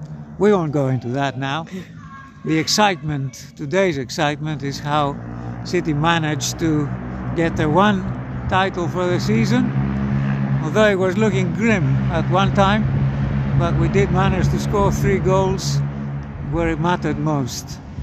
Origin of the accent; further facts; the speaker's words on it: Greece; I come from Greece.